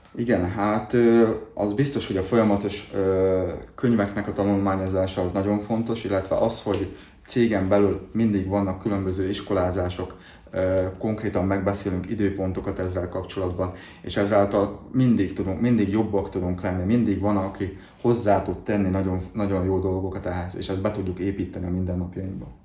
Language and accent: Hungarian; Dunajská Streda area, Trnava Region, Slovakia; felvidéki lakos, Dunaszerdál környékéről származok